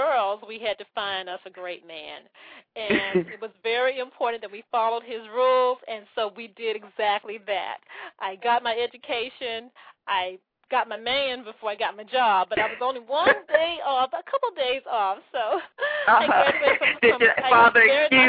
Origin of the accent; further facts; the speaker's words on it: Birmingham, Alabama, United States; moved away as an adult; now in Maryland, United States; my background does start in Birmingham, born and raised there as a Southern girl